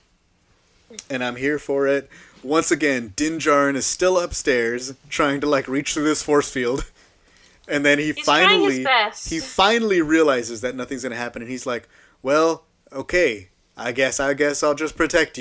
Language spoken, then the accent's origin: English; San Antonio, Texas, United States; moved away; I'm from San Antonio, Texas.